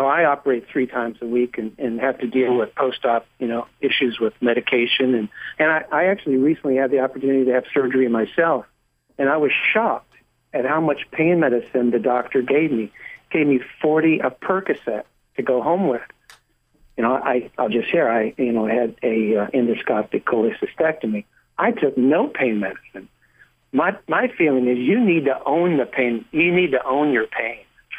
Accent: Florida, United States; Right. Well, I'm from Florida

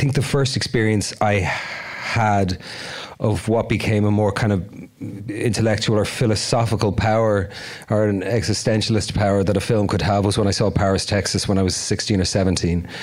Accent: Dublin, Leinster, Ireland; moved away; I was born in the Coombe Hospital in the Liberties in Dublin

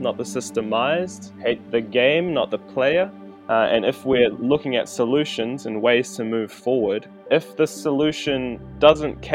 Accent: New Zealand; I'm from Aotearoa. Most people know this place as New Zealand.

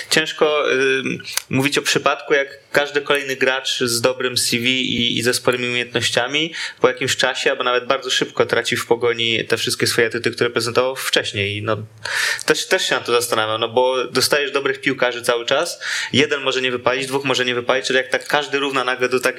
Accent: Świętokrzyskie Voivodeship, Poland

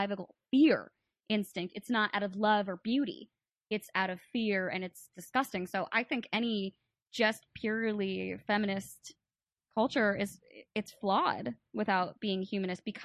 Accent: New Jersey, United States; I grew up in Jersey

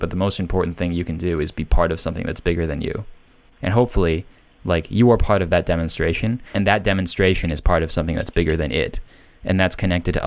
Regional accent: United States; living in America because I'm an American

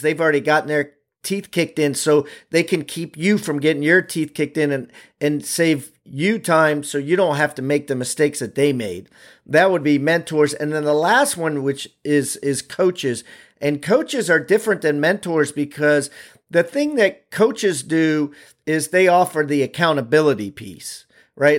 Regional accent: Maryland, United States; I'm from Maryland.

